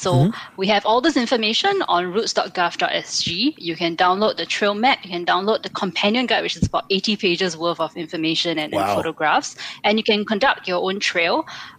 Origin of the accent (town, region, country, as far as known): Singapore